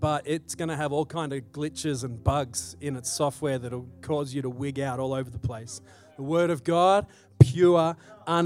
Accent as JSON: {"language": "English", "country": "Australia", "tie": "born or raised there", "moved": "yes", "lives_now": "Salt Lake City, United States", "said": "I grew up in Australia"}